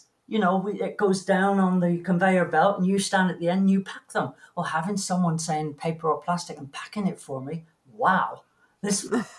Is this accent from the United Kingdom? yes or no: yes; England, United Kingdom; moved away; And it was then I realized I'm not English anymore. I forgot that when you plug anything in the UK, you have to put the switch down to turn on the power.